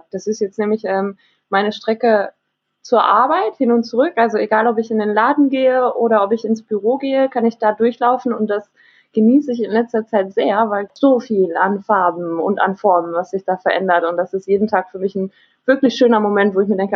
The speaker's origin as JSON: {"language": "German", "town": "Dortmund", "region": "North Rhine-Westphalia", "country": "Germany", "tie": "born or raised there", "said": "bin nach Dortmund zurück, also in meine Heimatstadt, weil ja hier die Mieten ein bisschen günstiger sind."}